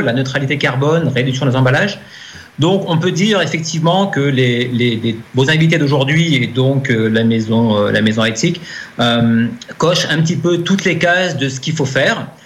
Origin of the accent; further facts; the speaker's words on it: Haute-Marne, Champagne, Grand Est, France; je suis moi-même un produit de Champagne. Je suis né en Haute-Marne